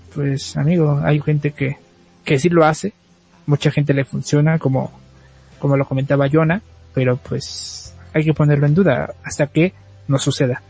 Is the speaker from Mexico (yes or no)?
yes; Mexico; como buen mexicano